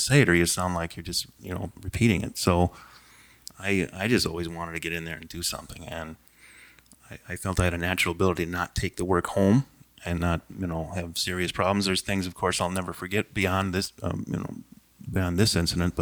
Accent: Hastings, Minnesota, United States; I grew up in Hastings

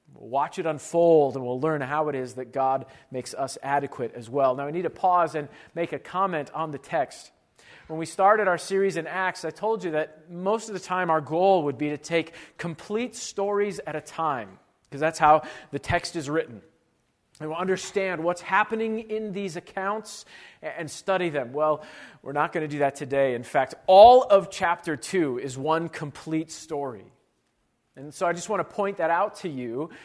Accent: Chicago, Illinois, United States; moved away as an adult; now in Iowa, United States; I grew up in, uh, Chicago

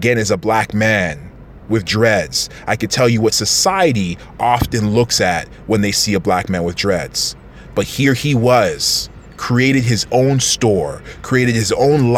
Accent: Toronto, Ontario, Canada; we're from Toronto

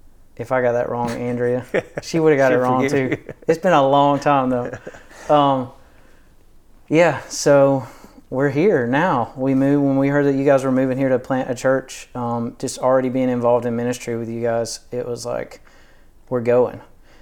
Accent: Georgia, United States; But I grew up in Northeast Georgia. My parents still live in the same area on kind of same land.

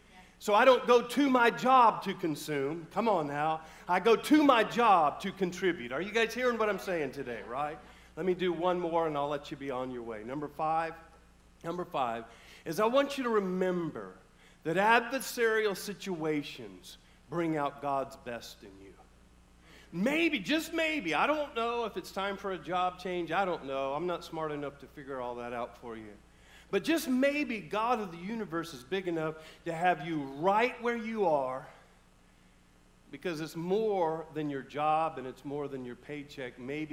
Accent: California, United States; also born or lived in Bellingham; I was born here in Bellingham, never really lived here. Ended up in California, lived all over the Oakland, Concord, West Pittsburgh, San Francisco, all that area.

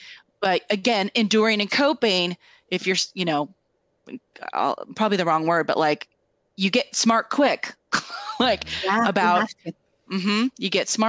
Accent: Tri-Cities, United States; we grew up together in the Tri-Cities.

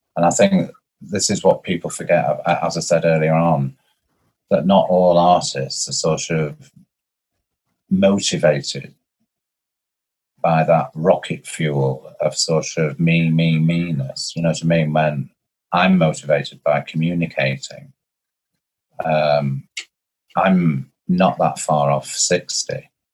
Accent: Blackpool, North West England, United Kingdom; I'm from Blackpool

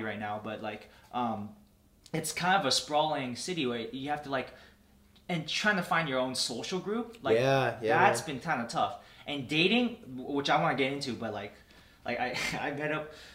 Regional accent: Milpitas, California, United States; now in Los Angeles, United States; I'm Milpitas.

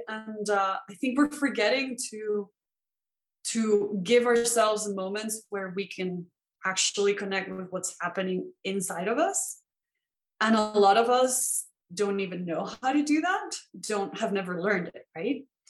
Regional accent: Venezuela; born or raised there; moved away

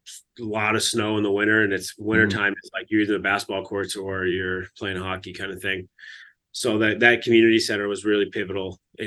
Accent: Fulton, New York, United States; Yeah, it's an interesting time in Fulton, New York. It's a small little town. It's like a factory town.

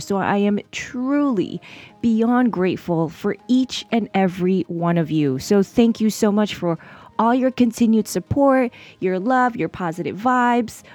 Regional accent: New York City, New York, United States; New York City, my hometown. Yes, I am a true blue New York City girl all the way.

